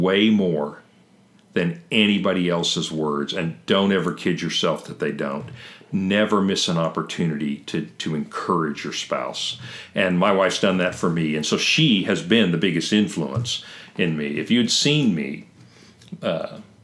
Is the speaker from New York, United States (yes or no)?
no; Kentucky, United States; I'm a hillbilly from Kentucky